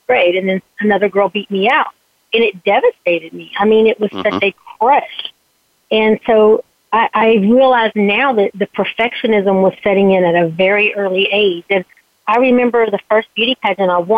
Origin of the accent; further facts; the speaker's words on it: Southeast Texas, United States; I was born in Southeast Texas